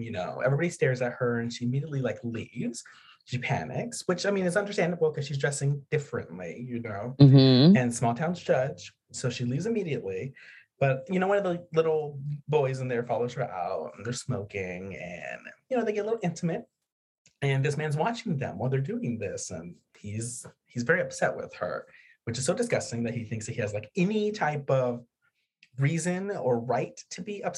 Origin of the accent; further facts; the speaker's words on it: around the Texas border, United States; I grew up around the Texas border